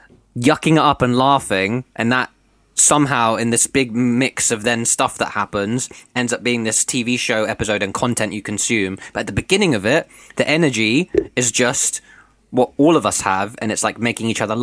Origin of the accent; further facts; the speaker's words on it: United Kingdom; as a British viewer of the show